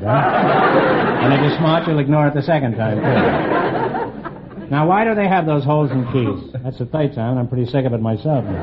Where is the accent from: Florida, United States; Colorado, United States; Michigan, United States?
Colorado, United States; Denver; Denver, Colorado.